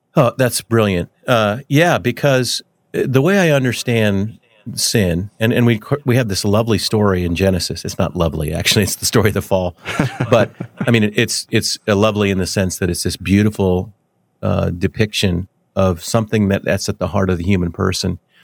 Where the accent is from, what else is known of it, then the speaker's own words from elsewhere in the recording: Denver, Colorado, United States; now in Wichita, United States; I grew up in Denver, and I I uh, been in Wichita for a long, long time